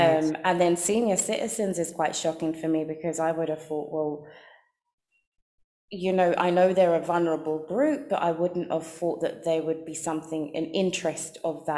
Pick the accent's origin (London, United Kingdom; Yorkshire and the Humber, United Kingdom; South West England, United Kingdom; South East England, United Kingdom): London, United Kingdom; being a girl growing up in London